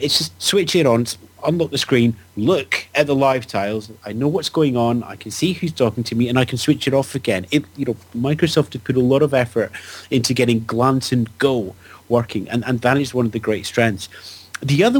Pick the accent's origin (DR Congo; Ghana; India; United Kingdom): United Kingdom; I'm British